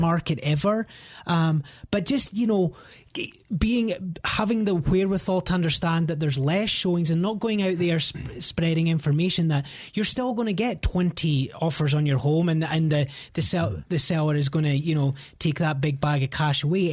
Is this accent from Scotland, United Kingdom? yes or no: yes; Scotland, United Kingdom; moved away as an adult; now in Denver, United States; I'm from Scotland and, um, you know, had, had a great upbringing